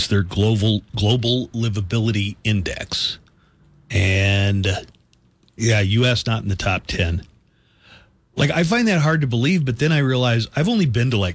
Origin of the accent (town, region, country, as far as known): United States; accent: American